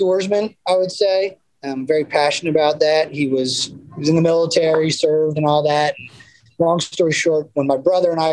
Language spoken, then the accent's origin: English; Pennsylvania, United States; moved away as an adult; also born or lived in Texas / Philadelphia; now in New Jersey, United States; So I grew up in Pennsylvania, and quite frankly, grew up on a small little farm